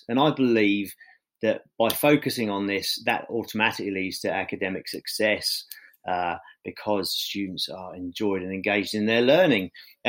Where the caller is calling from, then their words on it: Sweden; I'm calling you from Sweden, where I currently live and teach.